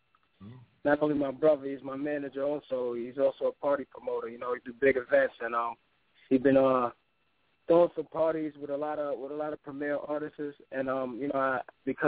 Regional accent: New York, United States; growing up as a New Yorker, listening to Hot 97

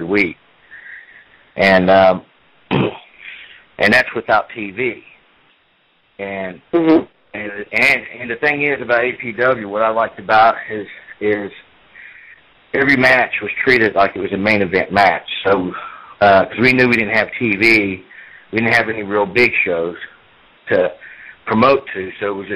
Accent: Oak Hill, West Virginia, United States; also born or lived in Paterson, New Jersey; born in Patterson, New Jersey, and I was raised in Oak Hill, West Virginia since I was 5. I graduated from Oak Hill High School in 1989

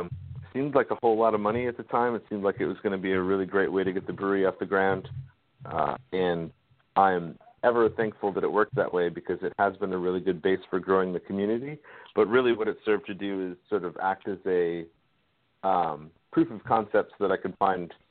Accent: Maine, United States; now in North Carolina, United States; my hometown newspaper up in Maine

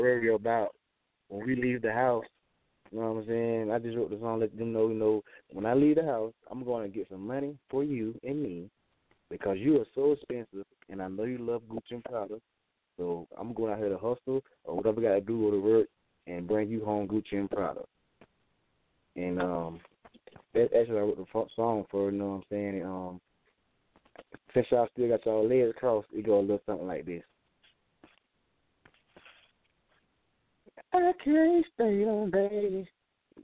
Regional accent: Tifton, Georgia, United States; I'm from Georgia. I'm from a small town, Tifton, Georgia

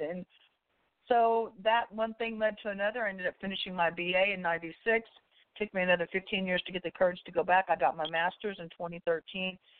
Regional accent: about 20 miles outside Austin, Central Texas, United States; I grew up in the Central Texas area. I'm from I'm about 20 miles outside of Austin, Texas

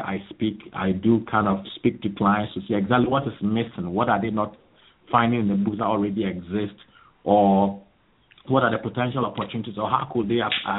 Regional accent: Ghana; moved away as an adult; now in United Kingdom; I'm originally from Ghana, and I came here basically to pursue my master's degree program

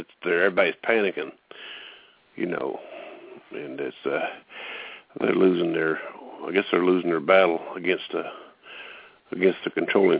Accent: Appalachia, United States; I grew up in Appalachia, and I'm here to tell you today that Appalachia supports Appalachia.

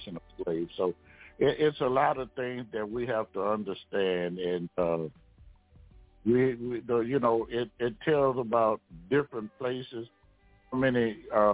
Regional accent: Louisiana, United States; I'm from Louisiana

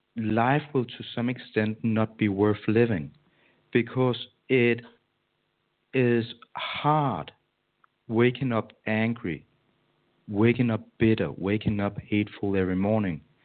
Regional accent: Denmark; my hometown in Denmark

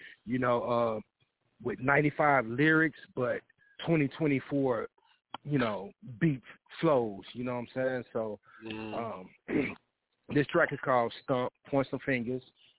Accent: Tennessee, United States; I'm from Tennessee.

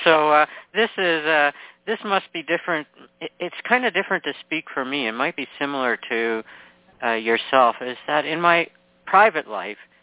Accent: Canada; I'm from Canada

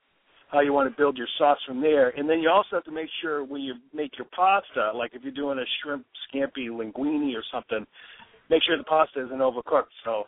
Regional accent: Waltham, Massachusetts, United States; In my hometown, Waltham, we have a restaurant called the Chateau

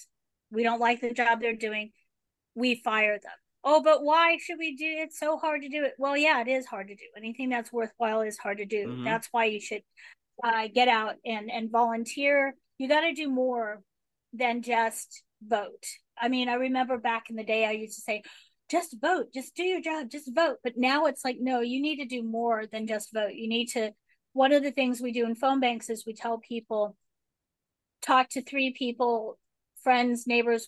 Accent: United States; moved away; also born or lived in Texas; I was born just outside of Washington, D.C.

